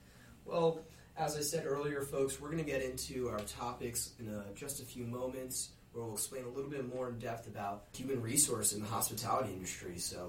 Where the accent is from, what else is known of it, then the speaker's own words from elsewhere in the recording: New Jersey, United States; I'm from New Jersey, through and through.